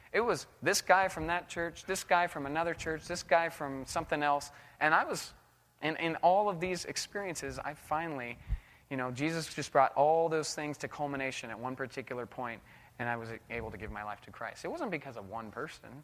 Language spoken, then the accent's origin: English; United States; also born or lived in Indonesia; I'm American.